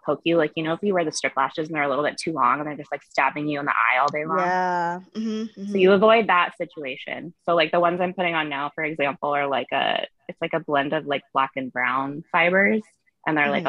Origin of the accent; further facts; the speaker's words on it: Orange County, Southern California, United States; moved away; also born or lived in San Diego; I was born in Orange County. I grew up like close-ish to the beach